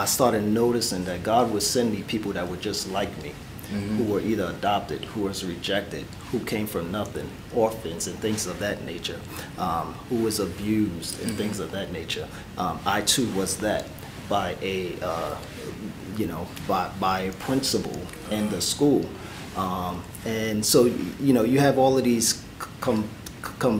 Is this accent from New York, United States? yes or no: yes; New York City, New York, United States; I was born and raised in the Bronx